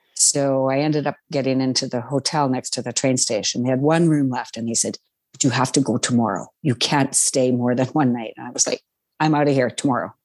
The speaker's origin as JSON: {"language": "English", "region": "Saskatchewan", "country": "Canada", "said": "I'm from Saskatchewan"}